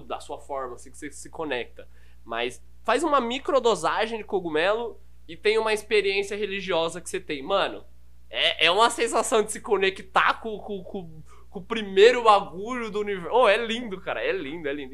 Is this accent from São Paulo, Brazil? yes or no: yes; Carapicuíba, São Paulo, Brazil; accent: interior (caipira) accent; eu sou natural da Zona Oeste. Basicamente, minha vida sempre foi na Zona Oeste, ali, Carapicuíba.